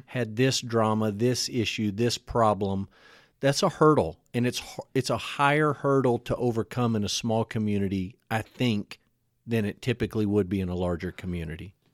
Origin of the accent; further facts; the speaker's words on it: Amarillo, Texas, United States; moved away; also born or lived in Kingfisher; growing up in Amarillo, a larger town